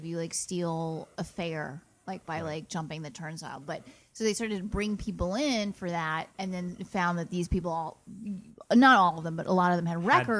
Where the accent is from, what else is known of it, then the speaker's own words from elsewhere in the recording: New York, United States; I'm a native New Yorker.